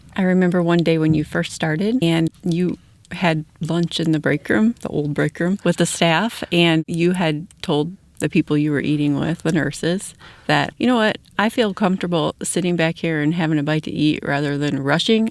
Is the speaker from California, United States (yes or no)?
no; Wilmington, Illinois, United States; now in St. Anne, United States; I grew up in Wilmington and live in St. Anne right now